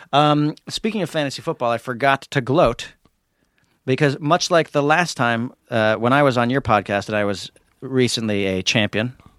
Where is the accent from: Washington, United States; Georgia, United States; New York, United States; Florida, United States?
New York, United States; I'm from New York